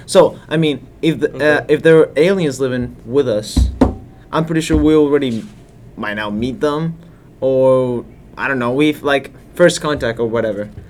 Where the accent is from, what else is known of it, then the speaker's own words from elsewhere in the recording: Colombia; moved away; I'm from Colombia.